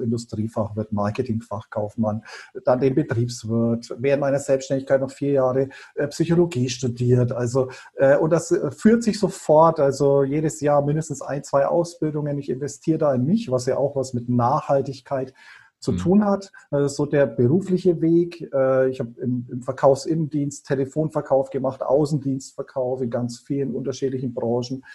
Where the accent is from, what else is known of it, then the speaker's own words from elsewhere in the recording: Bayreuth, Bavaria, Germany; ich bin in Bayreuth aufgewachsen, also waschechter Franke.